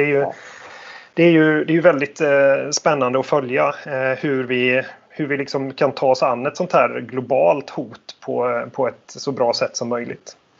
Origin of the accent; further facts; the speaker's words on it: Sweden; man som svensk